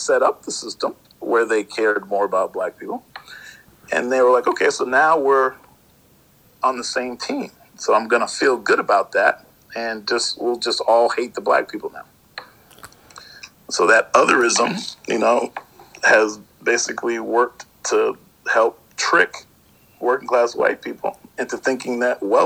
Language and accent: English; Hamilton, Ohio, United States; I was born in Hamilton, Ohio, right outside of Cincinnati